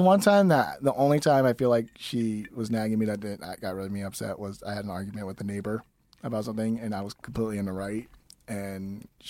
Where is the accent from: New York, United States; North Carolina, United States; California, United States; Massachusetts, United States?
California, United States; Los Angeles; also born or lived in Mexico; Los Angeles. I grew up here.